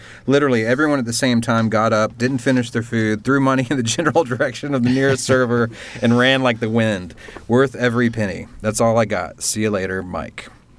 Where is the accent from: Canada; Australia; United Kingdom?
Canada; As a Canadian, I feel like I should love him more than I do.